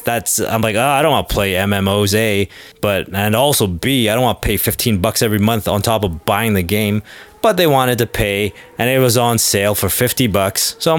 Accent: Canada; I was just being Canadian and courteous there.

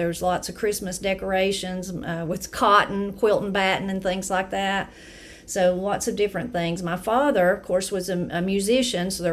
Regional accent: Brasstown, North Carolina, United States; I'm from Brasstown, North Carolina.

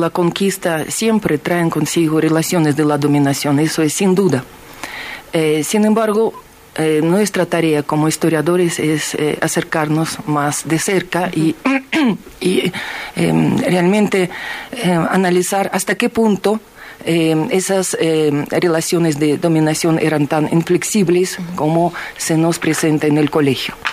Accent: Ukraine; Spanish is a second language; now in Bolivia; yo soy de una parte de Ucrania eh, donde la mayoría de la población es rusa, y yo étnicamente soy rusa. Y lastimosamente mm, mi región ahora está en el estado de guerra porque esa región se ha separado de Ucrania, es ahora república independiente.

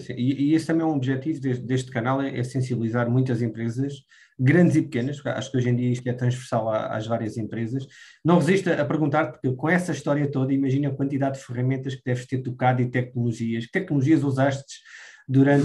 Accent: Évora, Alentejo, Portugal; eu sou alentejano, nascido em Évora

